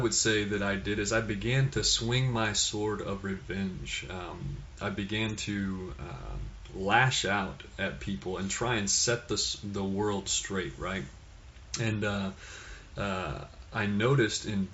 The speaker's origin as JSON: {"language": "English", "town": "Fort Worth", "region": "Texas", "country": "United States", "tie": "born or raised there", "said": "I was born in Fort Worth, Texas"}